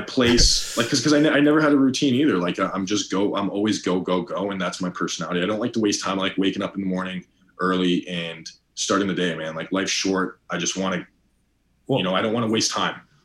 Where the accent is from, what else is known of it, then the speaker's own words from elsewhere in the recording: Toronto, Ontario, Canada; now in United States; I grew up born and raised in Toronto, Ontario